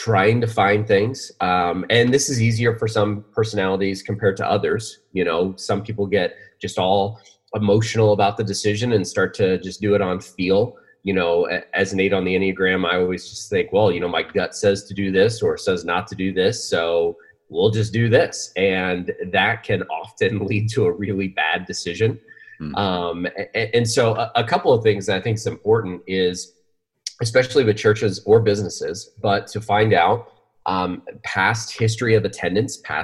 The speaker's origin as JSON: {"language": "English", "region": "Pennsylvania", "country": "United States", "tie": "born or raised there", "moved": "yes", "lives_now": "Arizona, United States", "said": "I grew up in Pennsylvania"}